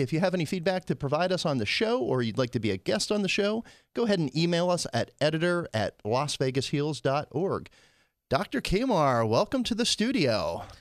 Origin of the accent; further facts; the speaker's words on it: Pennsylvania, United States; I grew up in Pennsylvania